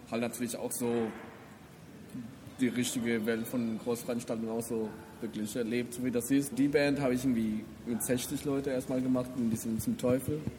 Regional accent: Colombia; German is a second language; ich komme aus Kolumbien, ich bin

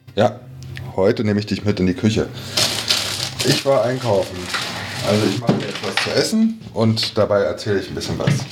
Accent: Berlin, Germany; meine Heimatstadt Berlin

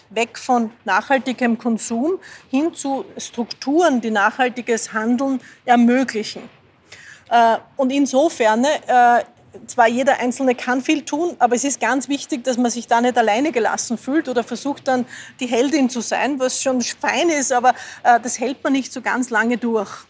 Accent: Lower Austria, Austria; now in Vienna, Austria; ich fahre in Wien überall mit dem Fahrrad. Äh, ich komme ursprünglich aus dem Waldviertel, dort wäre es ein bisschen schwerer, ich bin in die Schule gegangen, die war 25 Kilometer entfernt

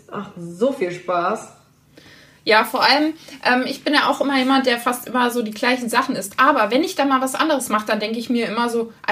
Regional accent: North Rhine-Westphalia, Germany; bei uns in NRW

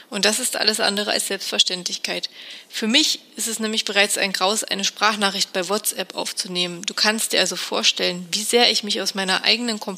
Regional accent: Thuringia, Germany; born there; now in Munich, Germany; und lebe seit ein paar Jahren in München. Ich bin aber eigentlich eine echte Landpomeranze und eine gebürtige Thüringerin. Aufgewachsen bin ich auf einem Bauernhof

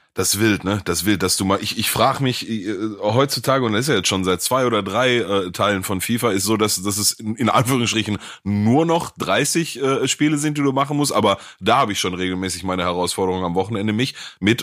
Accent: Gelsenkirchen, North Rhine-Westphalia, Germany; ich komme aus Gelsenkirchen

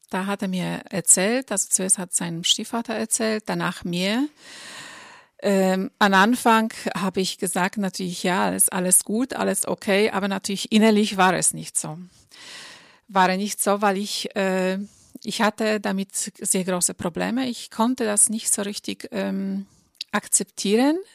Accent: Poland; moved away as an adult; now in Germany; Ich bin in Polen geboren und aufgewachsen und seit meinem 19. Lebensjahr lebe ich im Ausland. Schon mittlerweile sind es 27 Jahre, davon die letzten zehn Jahre in Deutschland.

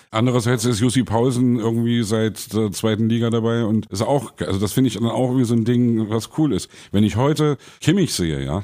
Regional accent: East Germany, Germany; bin irgendwie als Kind, ein Kumpel war eben da Leverkusen-Fan, ich bin da irgendwie reingerutscht, als Ossi sozusagen, ja.

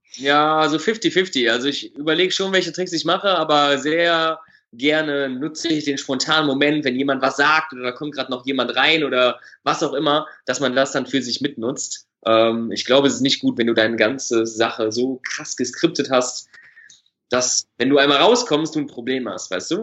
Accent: Düsseldorf, North Rhine-Westphalia, Germany; Ich komme aus Düsseldorf

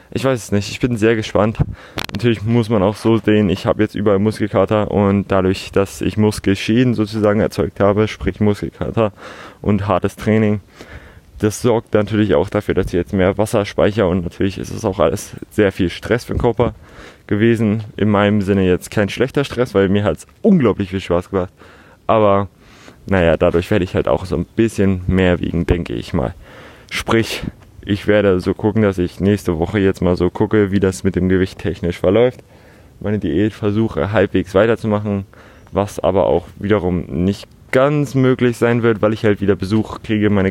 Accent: Hamburg, Germany; Bin aufgewachsen in Altona, Altonale jedes Jahr. Man kennt das Gedränge so ein bisschen.

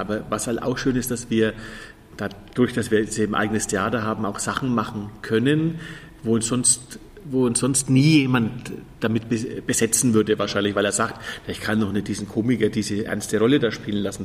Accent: Fürth, Bavaria, Germany; das ist in Fürth, meine Heimatstadt

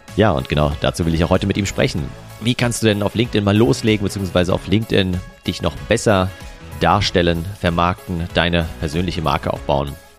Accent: near Frankfurt, Hesse, Germany; ich komme ja auch aus Hessen eben, aus äh, Nähe von Frankfurt.

